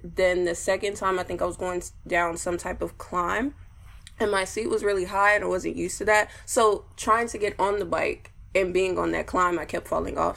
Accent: Houston, Texas, United States; I'm from Houston, Texas

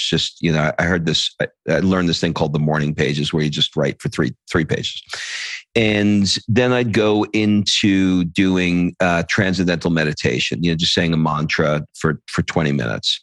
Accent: New York City, New York, United States; moved away as an adult; also born or lived in Atlanta / Los Angeles / Italy; I grew up in New York, and then I moved to Atlanta for 25 years

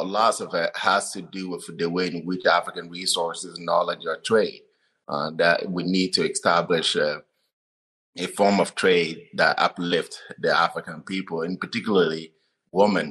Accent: Togo; English is a second language; moved away as an adult; also born or lived in Wenatchee, Washington / Davis, California; now in Olympia, United States; I grew up in northern part of Togo, in the central part of Togo

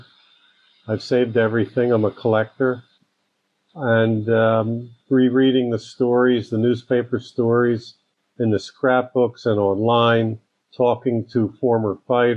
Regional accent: Bala Cynwyd, Pennsylvania, United States; also born or lived in Wynnefield; growing up in Ballack-Kenwood

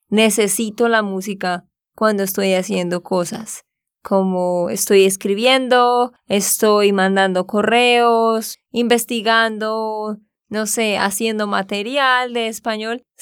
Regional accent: Barranquilla, Atlántico, Colombia; born there; Yo también nací en Barranquilla, es una ciudad de la costa

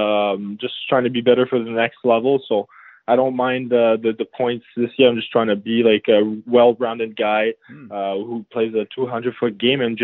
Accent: Chambly, Quebec, Canada; I grew up in a shabby little town in Quebec, near Quebec City

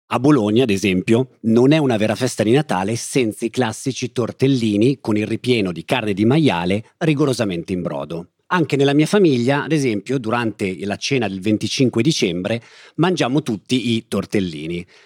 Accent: Germany; Italian is a second language; Eh, io sono cresciuta in Germania e nella Germania penso che un momento tipico per mangiare insieme è la cena.

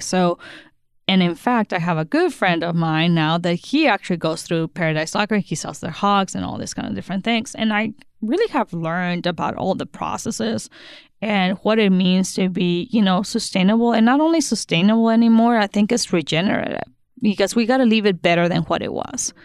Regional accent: Sonora, Mexico; now in Kansas City, United States; I'm from Sonora, Mexico

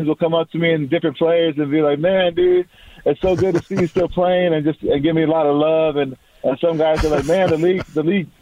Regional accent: Pago Pago, American Samoa; also born or lived in Whittier, California; He moved me and my family to American Samoa to start a church

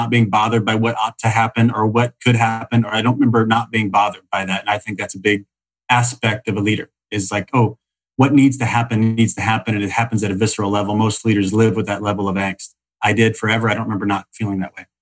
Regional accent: Salem, Illinois, United States; now in Los Angeles, United States; I grew up in Salem, Illinois. Middle of nowhere, hour and a half east of St. Louis.

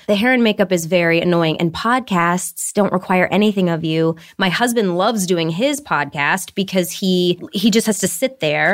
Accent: Detroit, Michigan, United States; moved away; I grew up in Detroit

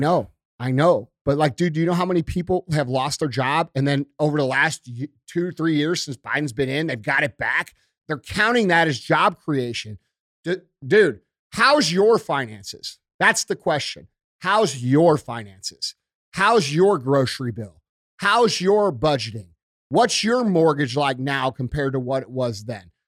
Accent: United States; we as American people

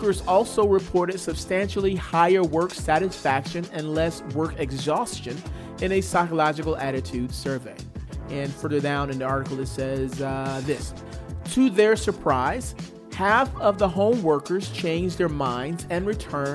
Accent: Atlanta, Georgia, United States; my hometown, Atlanta, Georgia

